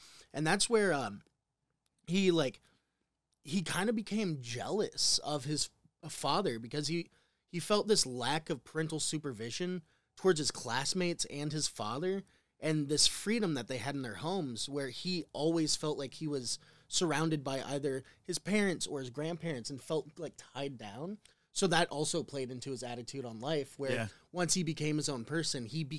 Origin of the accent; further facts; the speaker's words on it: Midwest, United States; I'm from the Midwest. I know nothing about New York.